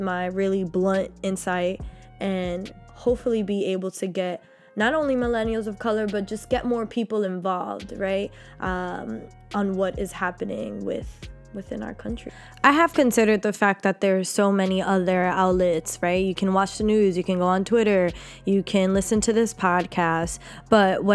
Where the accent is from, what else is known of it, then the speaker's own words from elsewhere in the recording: New York City, New York, United States; I was raised in Harlem, New York by a phenomenal mother